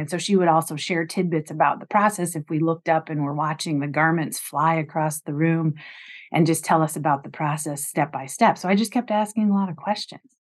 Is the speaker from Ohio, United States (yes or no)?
yes; Ohio, United States; moved away as an adult; also born or lived in Bloomington, Indiana / Vermont; I grew up in Ohio after going to college at Indiana University in Bloomington.